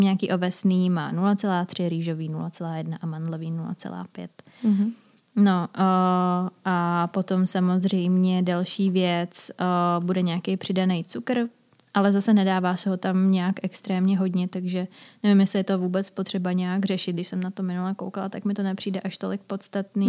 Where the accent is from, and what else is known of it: Czechia